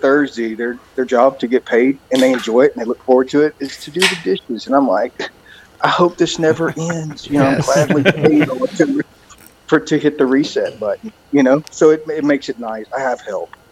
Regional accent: Sour Lake, Texas, United States; now in Bandera, United States; I grew up in Sour Lake, Texas my whole life up until earlier this year

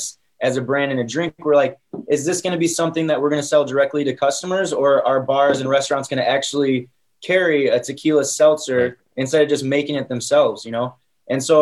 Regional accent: Northwest Indiana, United States; I'm from Northwest Indiana in the city. So I kind of grew up part country, part city

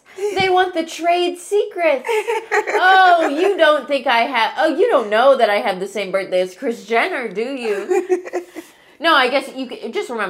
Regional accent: Ohio, United States; I'm from Ohio and pop is pop.

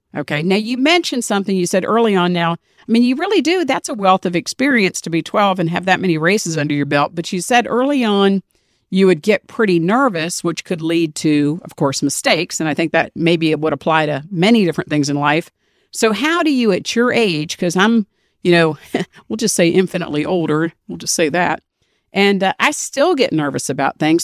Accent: Washington, District of Columbia, United States; I'm from D C, born and raised

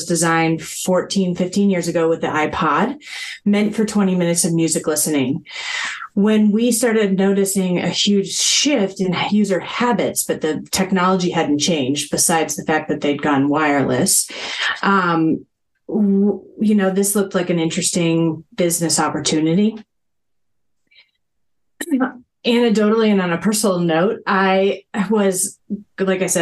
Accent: Boulder, Colorado, United States; moved away as an adult; I grew up in Boulder, Colorado

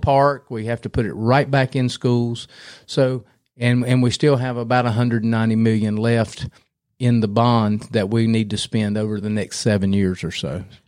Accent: Cramerton, North Carolina, United States; also born or lived in Raleigh; I grew up in Cramerton

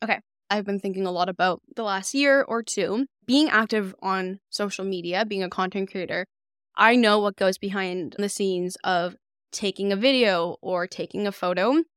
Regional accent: Calgary, Alberta, Canada; moved away as an adult; also born or lived in Jeju, South Korea; now in Halifax, Canada; I was born on an island in Jeju, South Korea, and I'd moved back and forth a few times from Korea to Calgary, which is where I mainly grew up for my entire life.

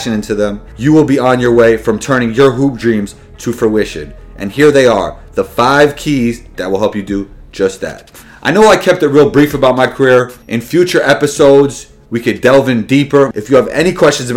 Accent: New York City, New York, United States; was born and raised in New York City, Riverdale in the Bronx to be exact.

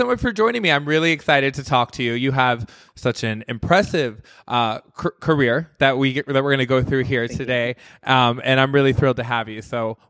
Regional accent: Midwest, United States; moved away as an adult; now in Las Vegas, United States; I'm originally from the Midwest. And when I moved here to do a show back in 2005

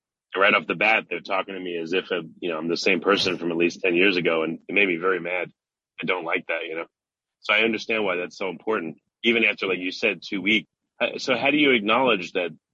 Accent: New York, United States; I'm also from New York too

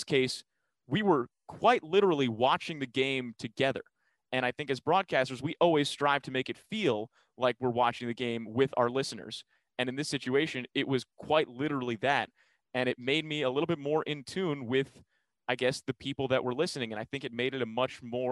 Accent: New York, United States; moved away as an adult; now in Omaha, United States; growing up in New York

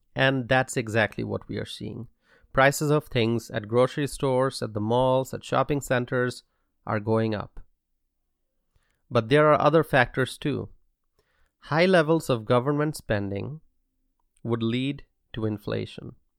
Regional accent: United States; I am here addressing you all as an American citizen

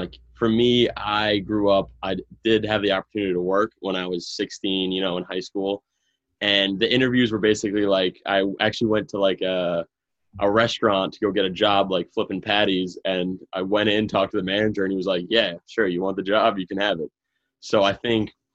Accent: Long Island, New York, United States; I'm from Long Island, New York

